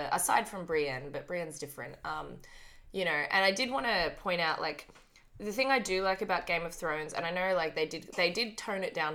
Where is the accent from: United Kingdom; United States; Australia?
Australia; I'm from Australia